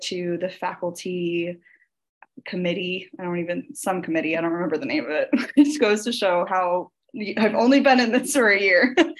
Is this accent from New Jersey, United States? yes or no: yes; New Jersey, United States; I grew up in New Jersey